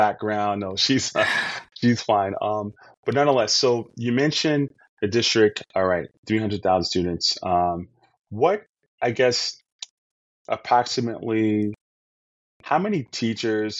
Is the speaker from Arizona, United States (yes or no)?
no; New York City, New York, United States; I'm from New York